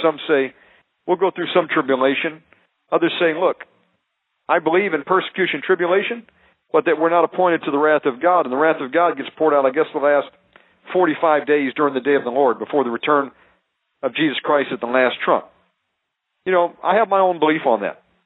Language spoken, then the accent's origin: English; United States; I'm American